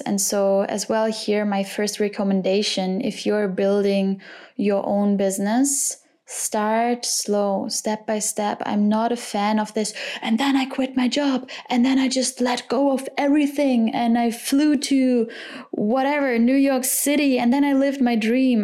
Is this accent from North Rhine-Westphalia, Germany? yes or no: yes; Cologne, North Rhine-Westphalia, Germany; I was born and raised in Cologne